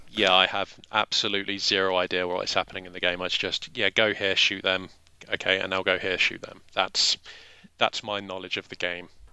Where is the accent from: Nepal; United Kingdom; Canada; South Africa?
United Kingdom; England; We're both English